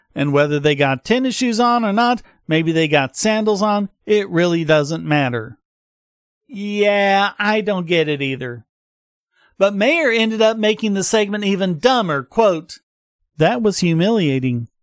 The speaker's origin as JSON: {"language": "English", "region": "the South", "country": "United States", "said": "I'm from the South"}